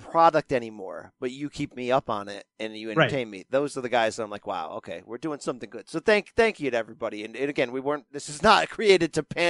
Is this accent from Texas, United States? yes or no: no; New York City, New York, United States; also born or lived in Queens; I was raised down in Brooklyn.